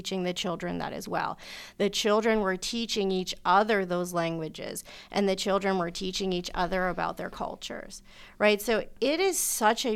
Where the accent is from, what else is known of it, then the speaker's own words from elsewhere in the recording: Pittsburgh, Pennsylvania, United States; I grew up here in Pittsburgh